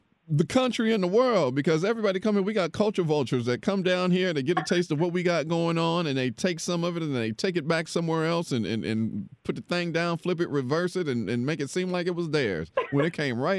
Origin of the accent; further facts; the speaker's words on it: Dayton, Ohio, United States; moved away as an adult; now in Houston, United States; I'm from the Midwest. I'm from Dayton, Ohio. So I've been here. I got here the week after Thanksgiving in 2012. But Houston is home.